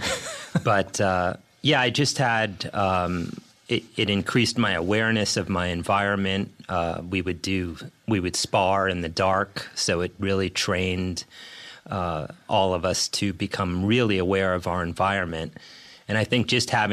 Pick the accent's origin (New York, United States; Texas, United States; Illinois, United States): New York, United States; New York City; I grew up in the East Village in New York City.